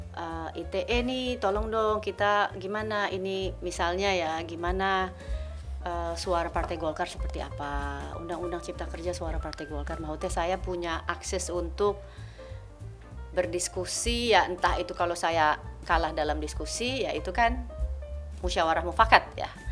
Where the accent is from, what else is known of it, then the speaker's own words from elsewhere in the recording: Jakarta, Indonesia; aku saya lahir besar di Jakarta Pusat.